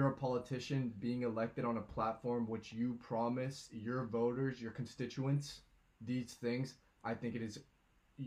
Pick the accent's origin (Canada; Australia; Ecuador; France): Ecuador; now in Easton, United States; I was born in Ecuador, got my green card this September